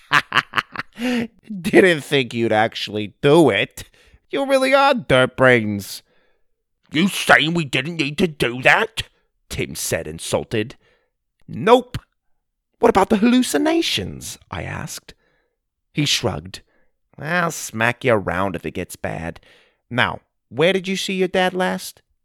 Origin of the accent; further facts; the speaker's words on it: Arizona, United States; I grew up in Arizona, so I am familiar with the desert